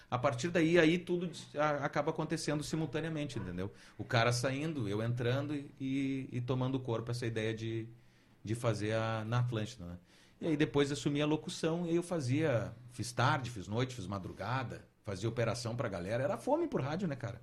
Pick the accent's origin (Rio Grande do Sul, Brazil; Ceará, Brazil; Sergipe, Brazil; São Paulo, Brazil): Rio Grande do Sul, Brazil; Santana do Livramento; moved away as an adult; also born or lived in Caxias do Sul; E fui para Santana do Livramento, onde me criei meus primeiros 18 anos.